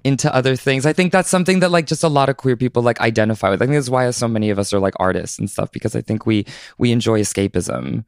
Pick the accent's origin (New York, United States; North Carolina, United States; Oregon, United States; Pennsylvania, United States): Oregon, United States; Southern; born or raised there; also born or lived in Southern California